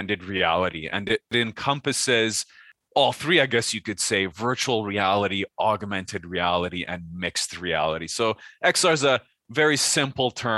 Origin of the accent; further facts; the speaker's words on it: Canada; also born or lived in France / Alberta, Canada; I was born in France before moving to Canada. So that's why they put me into French immersion courses throughout my childhood